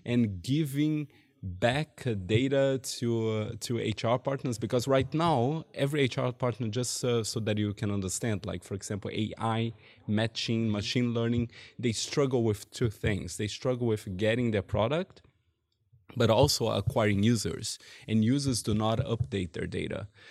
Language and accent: English; Brazil; moved away as an adult; now in Germany; I'm from Brazil, and, uh, I came to Germany eight years ago